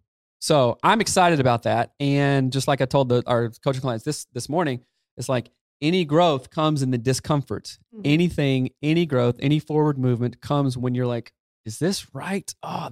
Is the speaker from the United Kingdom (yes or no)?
no; the South, United States; anybody I grew up in the South